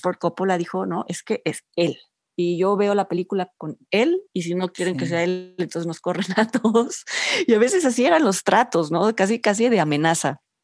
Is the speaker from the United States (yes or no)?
no; Mexico